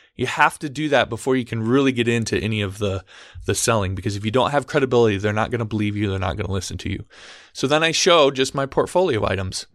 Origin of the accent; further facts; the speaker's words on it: Omaha, Nebraska, United States; I'm from Omaha, Nebraska.